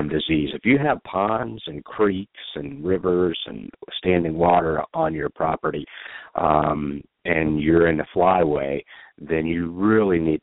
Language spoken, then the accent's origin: English; Georgia, United States; My home state